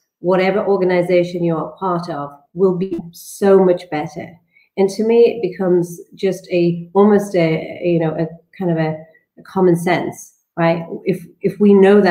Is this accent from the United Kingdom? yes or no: yes; the north of England, United Kingdom; I grew up in Northern England